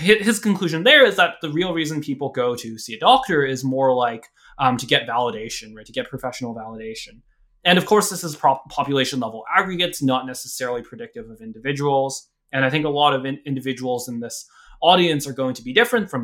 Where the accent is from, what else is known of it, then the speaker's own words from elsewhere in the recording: United States; also born or lived in Hong Kong (ancestry); I was born here